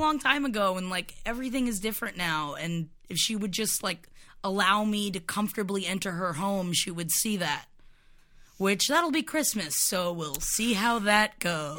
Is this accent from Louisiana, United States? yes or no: no; Florida, United States; moved away; my hometown, which is extremely racist and homophobic